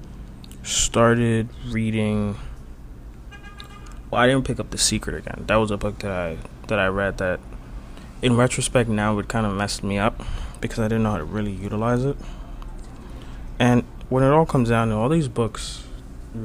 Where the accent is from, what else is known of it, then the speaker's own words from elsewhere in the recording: Dominican Republic; we're from the Dominican Republic